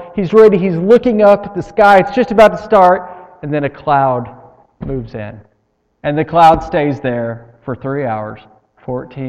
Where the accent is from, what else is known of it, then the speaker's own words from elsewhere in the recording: United States; We're all from Lee County